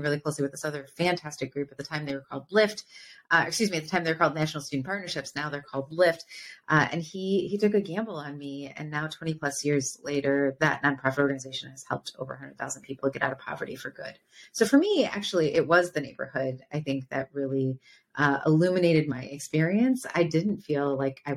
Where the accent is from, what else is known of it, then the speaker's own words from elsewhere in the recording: Midwest, United States; moved away as an adult; also born or lived in East Coast; I'm actually from the Midwest and went out to school on the East Coast